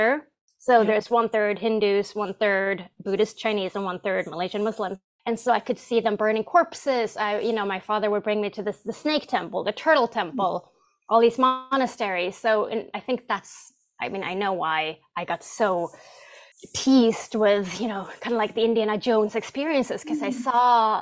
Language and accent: English; Stockholm, Stockholm County, Sweden; English is a second language; moved away; the English teachers I had in school in Stockholm, Sweden